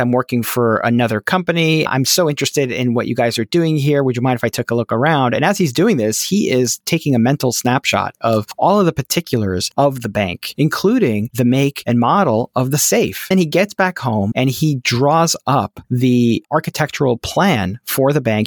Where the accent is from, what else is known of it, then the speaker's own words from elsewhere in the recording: New York City, New York, United States; now in Pittsburgh, United States; I was a Nick Fanatic growing up in Brooklyn, New York